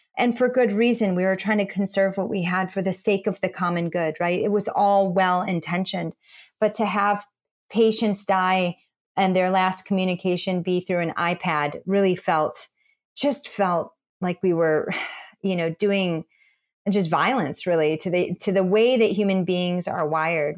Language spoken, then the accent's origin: English; Midwest, United States; I'm a kid from the Midwest and grew up in church